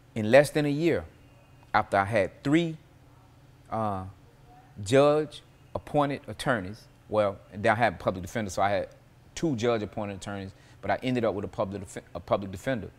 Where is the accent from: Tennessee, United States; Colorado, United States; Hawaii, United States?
Tennessee, United States; Nashville; I was born, um, in nineteen seventy-one, uh, Hubbard Hospital out south